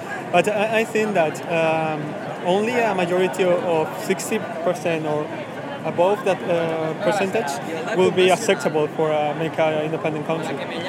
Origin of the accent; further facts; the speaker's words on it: Ecuador; English is a second language; now in Spain; Well, I come from Ecuador.